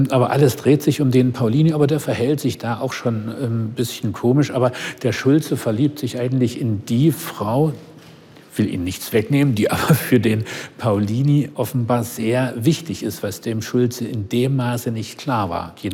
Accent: the South, Southern Germany, Germany; Aber ich nicht, ich komme aus dem Süden.

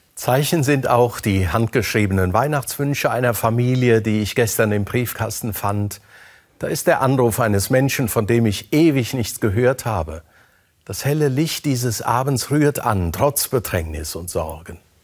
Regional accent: Germany; hier bei uns in Deutschland

